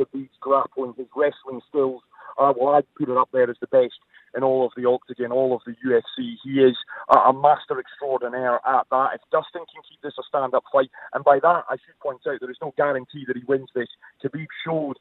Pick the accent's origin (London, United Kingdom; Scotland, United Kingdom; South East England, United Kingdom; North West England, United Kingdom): Scotland, United Kingdom; now in Abu Dhabi, United Arab Emirates; I am Scottish